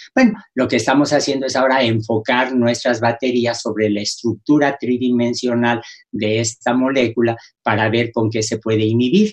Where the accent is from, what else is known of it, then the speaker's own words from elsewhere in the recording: Mexico; los mexicanos